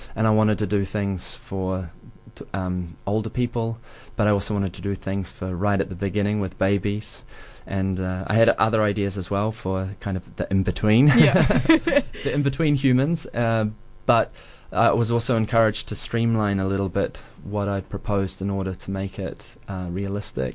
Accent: Dunedin, Otago, New Zealand; moved away as an adult; I wanted to move back to Dunedin

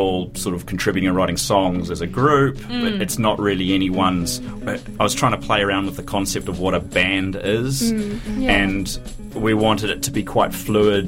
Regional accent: Dunedin, Otago, New Zealand; I grew up in Signal Hill

